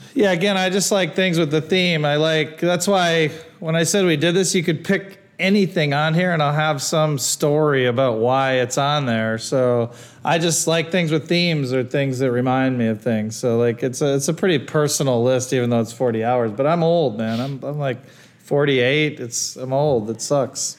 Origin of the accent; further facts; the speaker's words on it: Ohio, United States; also born or lived in Wisconsin; when I first moved to Ohio, which is where I went to school from uh, first grade through high school